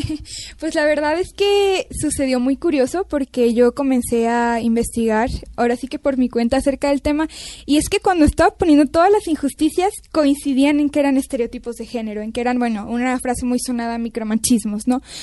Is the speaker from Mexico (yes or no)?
yes; Mexico; also born or lived in Canada; yo soy mexicana